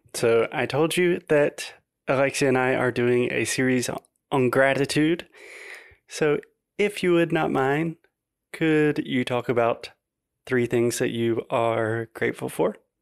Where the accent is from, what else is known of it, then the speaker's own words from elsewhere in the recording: South Carolina, United States; my hometown in South Carolina